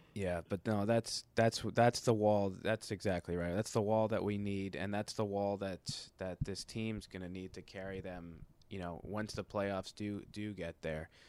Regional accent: Boston, Massachusetts, United States; I grew up in Boston

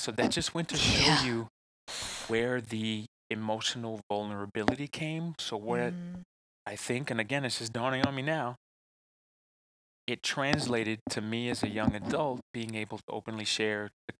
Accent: Texas, United States; I'm also from the South

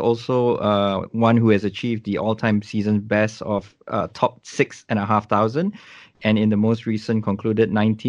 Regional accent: Subang Jaya, Selangor, Malaysia; Actually, I'm from Malaysia as well.

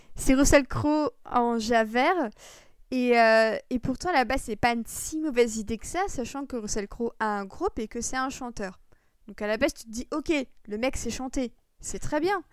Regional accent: Paris region, Île-de-France, France; nous, on est français, qui plus est de la région parisienne

